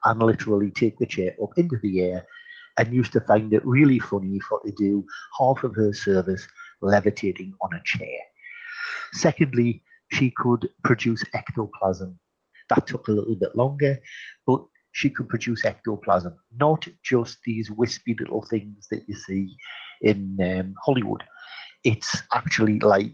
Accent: Geordie, North East England, United Kingdom; accent: Geordie; I'm a Geordie. I come from the northeast of England.

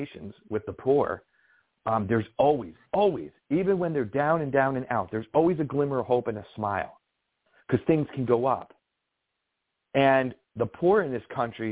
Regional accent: New York, United States; I'm a New Yorker

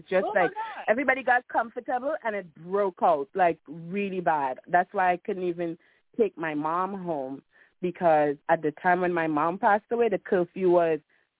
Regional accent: Trinidad & Tobago; I'm a Trinidadian, not a Jamaican.

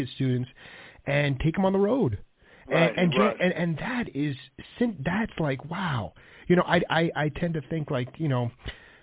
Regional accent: New York, United States; I grew up in New York

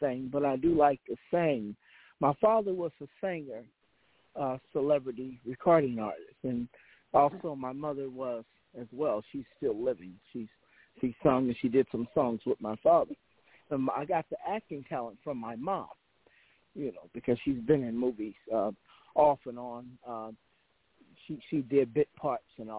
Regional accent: Los Angeles, California, United States; I was born in Hollywood, Cedars 11

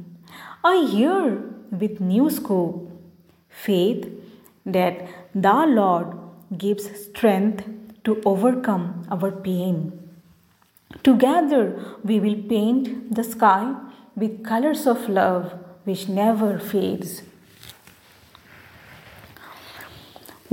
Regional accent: Margherita, Assam, India; as I am from India, so my accent is not like British or American English.

